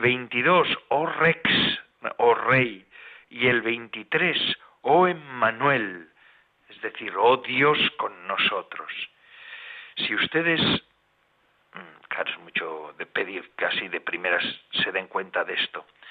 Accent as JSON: {"language": "Spanish", "region": "Basque Country", "country": "Spain", "tie": "born or raised there", "said": "los bosques del País Vasco, de donde soy yo"}